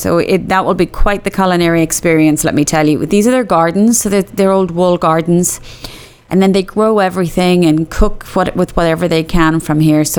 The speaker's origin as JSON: {"language": "English", "town": "Cork", "region": "Munster", "country": "Ireland", "said": "I'm from Cork and I love it"}